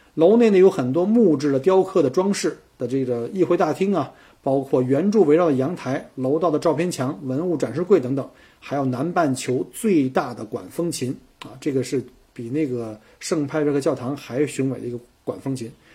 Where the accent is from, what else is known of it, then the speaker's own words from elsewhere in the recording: Beijing, China; now in Melbourne, Australia; 我是北京来的